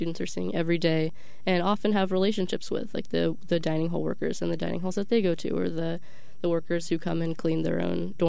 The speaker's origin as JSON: {"language": "English", "town": "Austin", "region": "Texas", "country": "United States", "tie": "born or raised there", "moved": "as an adult", "lives_now": "Stanford, United States", "said": "I'm from Austin, Texas, born and raised"}